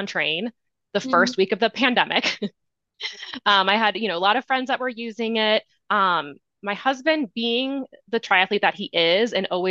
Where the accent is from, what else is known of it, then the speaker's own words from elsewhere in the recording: Midwest, United States; now in Colorado, United States; I live in Colorado. I'm from the Midwest originally